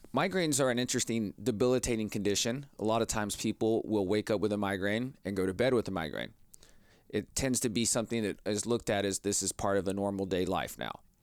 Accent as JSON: {"language": "English", "region": "Texas", "country": "United States", "tie": "born or raised there", "said": "I grew up here in Texas"}